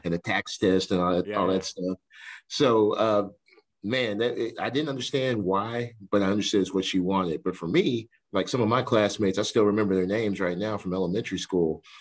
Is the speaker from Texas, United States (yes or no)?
yes; New Waverly, Texas, United States; moved away as an adult; also born or lived in Sherman, Texas; now in San Marcos, United States; I'm from New Waverly.